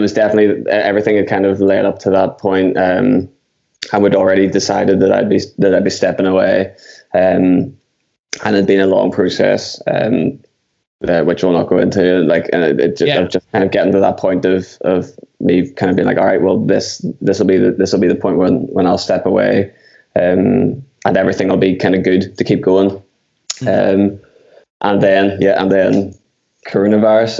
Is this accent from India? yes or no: no; Belfast, Northern Ireland, United Kingdom; I'm from Belfast in Northern Ireland, or Ireland